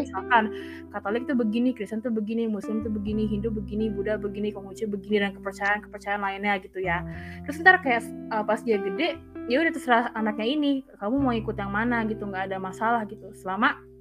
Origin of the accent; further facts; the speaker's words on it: Indonesia; kita uh, lahir dan besar di Indonesia